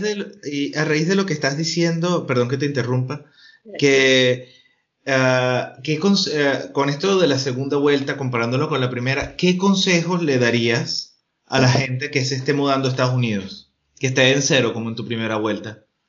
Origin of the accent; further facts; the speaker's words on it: Venezuela; accent: Venezuelan; moved away; also born or lived in Spain; de Venezuela